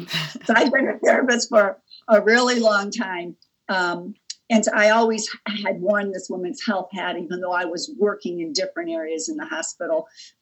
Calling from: Cleveland, Ohio, United States; Yes, I'm joining you from Cleveland, Ohio, and I'm very happy to be here with you today.

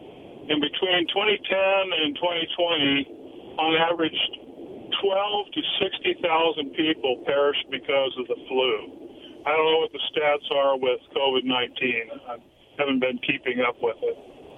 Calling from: West Richland, Washington, United States; in West Richland.

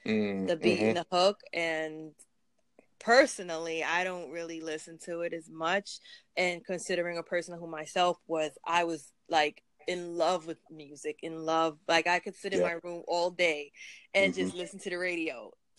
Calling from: New York, United States; I'm calling in from New York.

